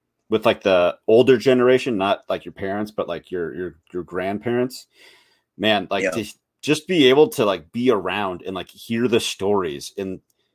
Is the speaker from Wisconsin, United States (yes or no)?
no; Minnesota, United States; also born or lived in Western Montana; now in Montana, United States; I'm in Western Montana, right? And I moved here, so I'm originally from Minnesota, and you can tell